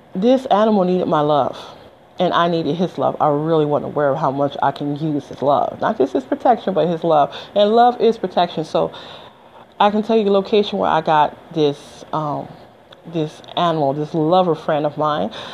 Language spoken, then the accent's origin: English; Detroit, Michigan, United States; also born or lived in Las Vegas, Nevada / Georgia; now in New Jersey, United States; I'm from Detroit, Michigan originally